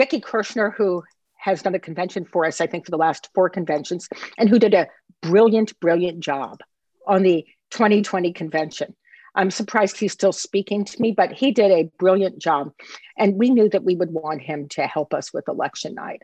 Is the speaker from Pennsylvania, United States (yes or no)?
no; Washington, District of Columbia, United States; I grew up in the Washington area